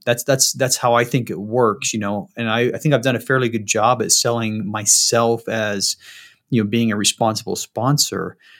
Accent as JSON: {"language": "English", "town": "Salt Lake City", "region": "Utah", "country": "United States", "tie": "born or raised there", "said": "Born and raised in Salt Lake"}